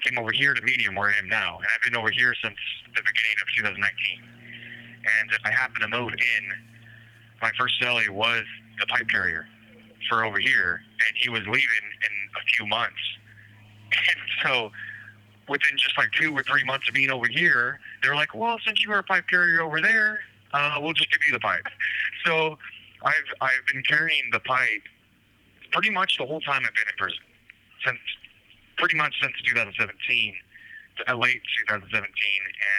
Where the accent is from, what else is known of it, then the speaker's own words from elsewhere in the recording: Eastern Washington, United States; I'm from the Eastern Washington